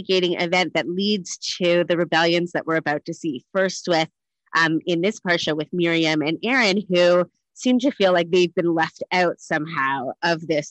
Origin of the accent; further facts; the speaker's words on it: Canada; moved away as an adult; also born or lived in United States / Thornhill; now in Cape Town, South Africa; I'm Canadian raised, educated in America at HUC and ordained there